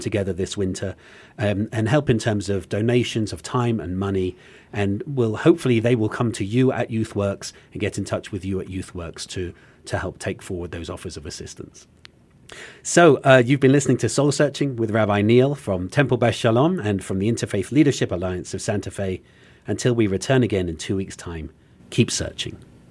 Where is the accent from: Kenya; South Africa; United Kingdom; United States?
United Kingdom; England; as an Englishman